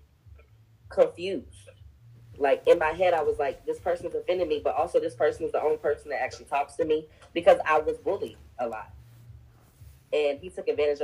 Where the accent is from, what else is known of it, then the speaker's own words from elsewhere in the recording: Greenville, North Carolina, United States; growing up in North Carolina, especially Greenville, small town